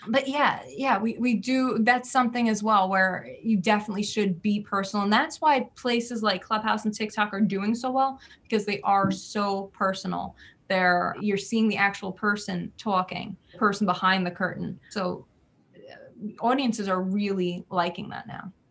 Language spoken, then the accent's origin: English; New Jersey, United States; I am from Jersey, where we're very fast paced